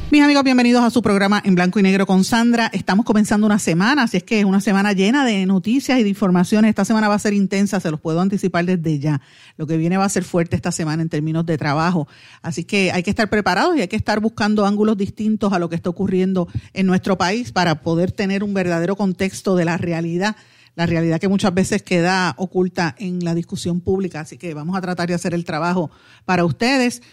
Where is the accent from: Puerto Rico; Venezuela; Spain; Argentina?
Puerto Rico